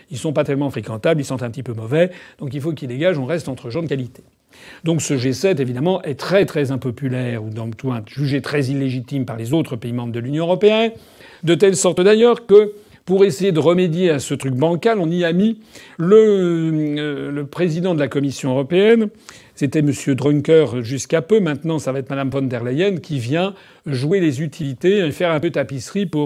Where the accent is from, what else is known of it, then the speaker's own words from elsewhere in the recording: France; Et je suis d'abord et avant tout respectueux du peuple français parce que je suis français. Je suis français depuis euh, des dizaines de générations. C'est mon pays, c'est le pays de mes ancêtres.